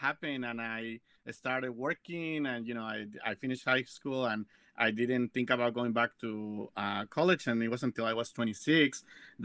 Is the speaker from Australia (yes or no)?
no; Mexico; now in Las Vegas, United States; I am originally from Mexico